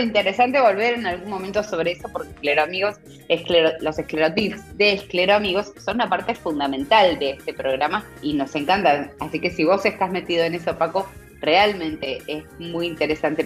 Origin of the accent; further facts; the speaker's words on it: Argentina; somos argentinos